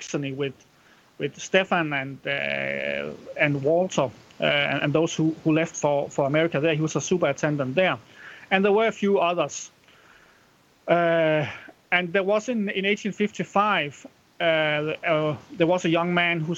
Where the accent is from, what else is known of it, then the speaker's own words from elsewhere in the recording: Randers, Central Denmark Region, Denmark; Now I was born in Randers, which is I think it's the sixth largest city in Denmark now.